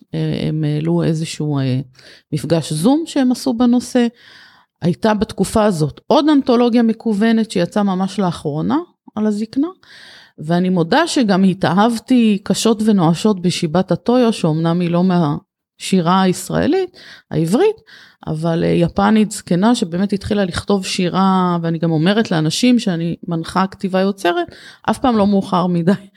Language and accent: Hebrew; Kiryat Yam, Haifa District, Israel; בעיר שגדלתי בה, בקריית ים